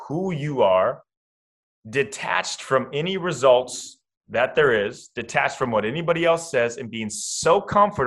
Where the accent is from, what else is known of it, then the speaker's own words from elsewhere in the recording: Iowa, United States; Kyle Korver, who I grew up with in Iowa